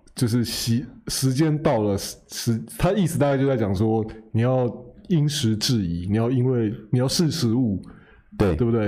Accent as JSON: {"language": "Chinese", "country": "Taiwan", "tie": "born or raised there", "said": "我现在也， 也活了三十年了，就是在台湾活了三十年，多多少少还是会一点台语"}